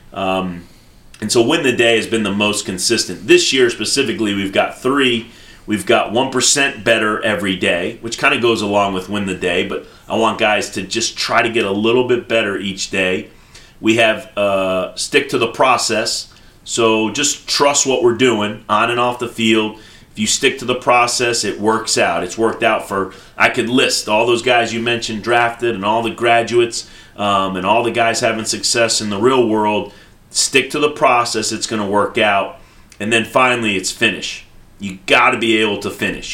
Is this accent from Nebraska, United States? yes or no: no; New York, United States; moved away as an adult; also born or lived in the South; I'm I am from New York